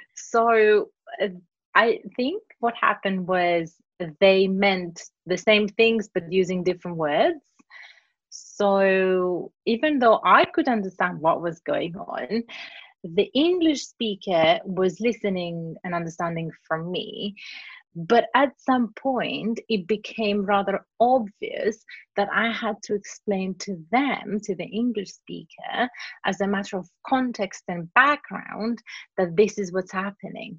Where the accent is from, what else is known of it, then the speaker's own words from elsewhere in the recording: Cyprus; accent: Cypriot; English is a second language; moved away as an adult; also born or lived in Greece / Surrey, England; now in London, United Kingdom; I was born in Cyprus, but um, I grew up in Greece and Cyprus